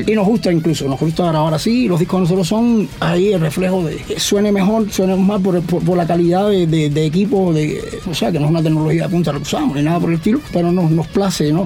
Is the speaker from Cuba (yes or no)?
yes; Cuba